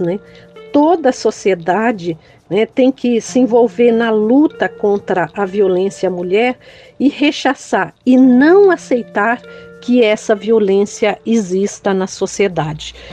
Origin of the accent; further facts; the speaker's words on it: São Paulo, Brazil; also born or lived in Brejões, Bahia; nasci em Brejões, Bahia, fui criada aqui na periferia da região sul de São Paulo